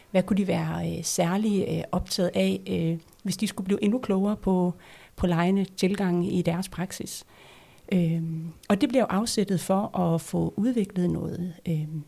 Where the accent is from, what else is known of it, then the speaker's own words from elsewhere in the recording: North Denmark Region, Denmark; i Nordjylland, hvor, hvor jeg kommer fra, der vil være øh, to profiler